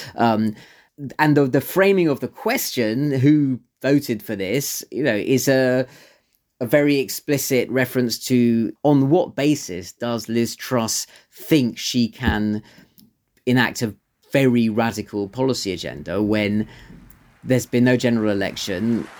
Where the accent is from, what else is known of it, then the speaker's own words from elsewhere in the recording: London, United Kingdom; I don't live, live in North London, but I grew up in North London